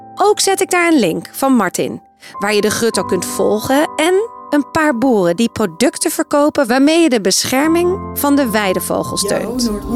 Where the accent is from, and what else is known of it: North Holland, Netherlands